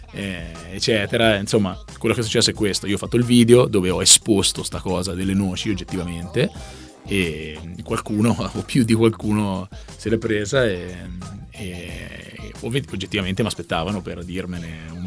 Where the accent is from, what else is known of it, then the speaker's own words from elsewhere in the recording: Siena, Tuscany, Italy; io vengo da Siena